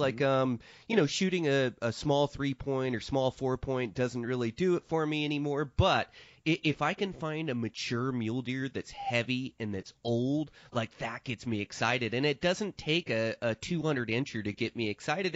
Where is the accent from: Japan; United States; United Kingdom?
United States; Montana; my home state of Montana in eastern Montana